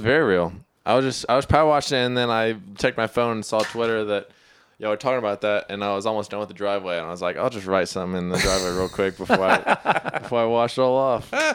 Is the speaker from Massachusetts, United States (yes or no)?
no; Austin, Texas, United States; moved away; I'm from Austin